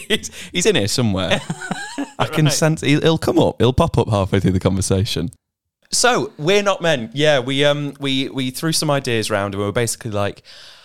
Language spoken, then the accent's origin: English; Warrington, North West England, United Kingdom; now in Australia; I was born in Warrington in the UK